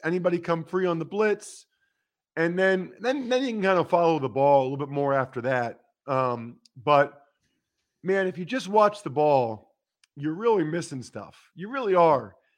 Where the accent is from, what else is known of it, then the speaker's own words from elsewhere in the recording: outside Philadelphia, Pennsylvania, United States; I grew up outside of Phila-